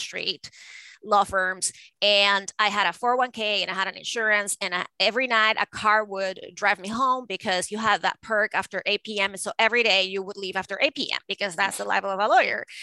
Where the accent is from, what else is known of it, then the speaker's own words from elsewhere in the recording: Venezuela; moved away as an adult; now in United States; I was born and raised in Venezuela, and I moved to the United States to go to Harvard Law School.